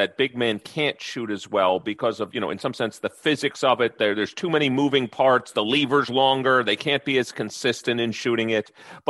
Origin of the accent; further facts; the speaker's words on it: New York City, New York, United States; I grew up in the Patrick Ewing era in New York City.